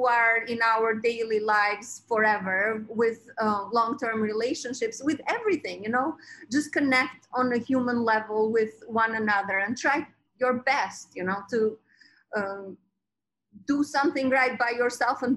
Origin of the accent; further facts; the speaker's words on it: Albania; now in Brooklyn, United States; I was born in Albania, and I was 10 years old, or about that age